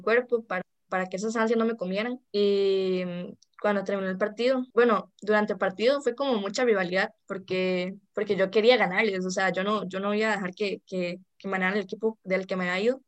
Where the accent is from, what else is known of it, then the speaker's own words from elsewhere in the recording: San Ramón, Alajuela, Costa Rica; also born or lived in San José; toda mi vida he vivido aquí